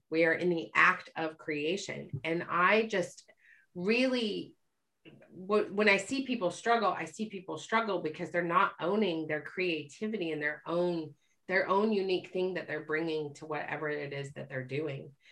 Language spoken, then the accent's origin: English; Utah, United States; I grew up in Utah